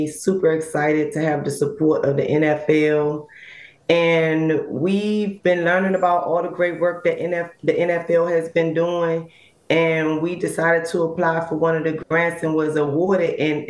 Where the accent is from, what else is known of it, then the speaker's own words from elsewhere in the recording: Washington, District of Columbia, United States; when I grew up in Ward 8, born and raised in Ward 8 in D.C., we consider that east of the river.